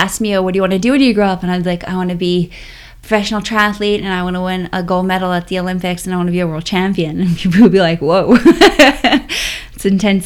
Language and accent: English; Bermuda; I grew up in Bermuda